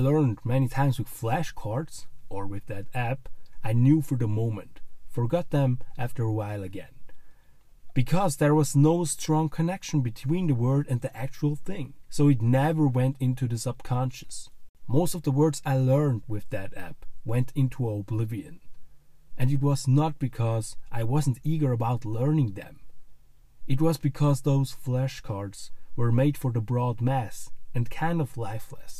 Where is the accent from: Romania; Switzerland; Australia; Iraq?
Switzerland; first language German; English is a second language; I'm from Switzerland with native language German